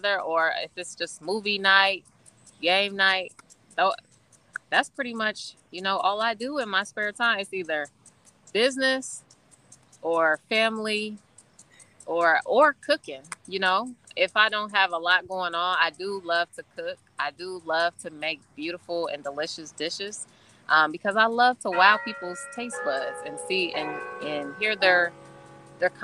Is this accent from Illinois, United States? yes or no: yes; Springfield, Illinois, United States; I am from Springfield, Illinois, everyone, which is actually the capital of Illinois, not Chicago. And so that's where I've been, you know, for 33 years, born and raised